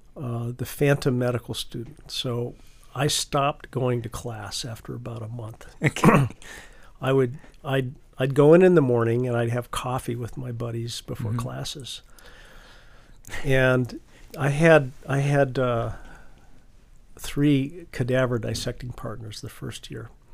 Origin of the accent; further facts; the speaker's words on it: Cheyenne, Wyoming, United States; moved away; growing up in Cheyenne, Wyoming, 50,000 people